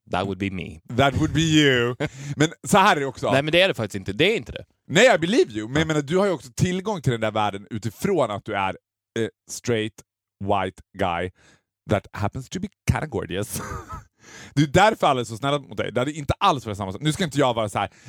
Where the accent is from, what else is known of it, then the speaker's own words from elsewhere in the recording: Mariestad, Västra Götaland, Sweden; Eh, jag är ju från Mariestad